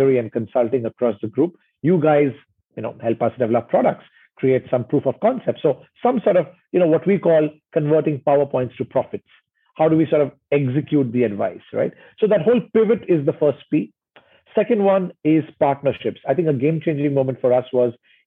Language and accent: English; India; also born or lived in Indonesia; now in Singapore; growing up in India